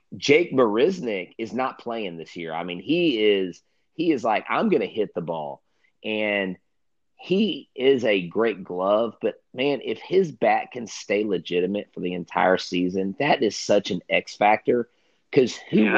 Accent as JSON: {"language": "English", "region": "Texas", "country": "United States"}